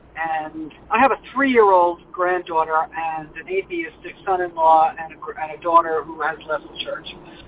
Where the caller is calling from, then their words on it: Denton, Maryland, United States; I'm from Denton, Maryland.